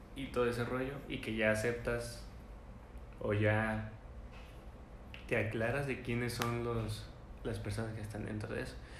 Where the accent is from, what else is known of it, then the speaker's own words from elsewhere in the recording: northern Mexico, Mexico; accent: norteño; yo soy el norteño del, del acento